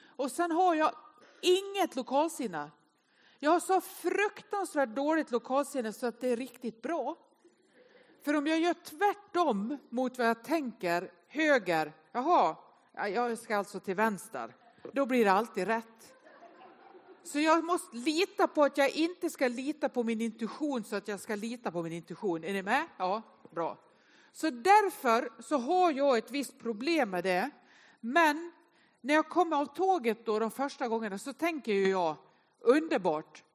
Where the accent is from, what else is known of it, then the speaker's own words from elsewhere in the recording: Nås, Dalarna County, Sweden; now in Gothenburg, Sweden; Jag är uppväxt i Nås i Västerdalarna.